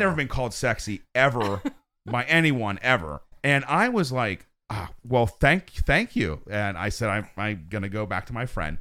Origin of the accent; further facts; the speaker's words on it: Pennsylvania, United States; I'm from Pennsylvania